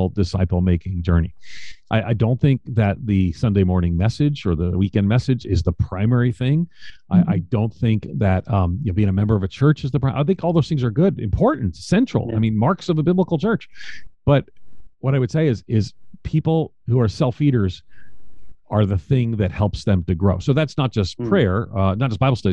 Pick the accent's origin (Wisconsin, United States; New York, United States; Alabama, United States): New York, United States; I'm from New York. I grew up in New York